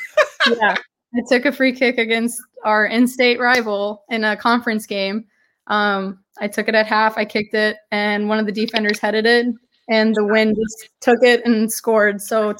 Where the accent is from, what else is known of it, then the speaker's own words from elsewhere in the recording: Sioux Falls, South Dakota, United States; I'm from Sioux Falls, South Dakota.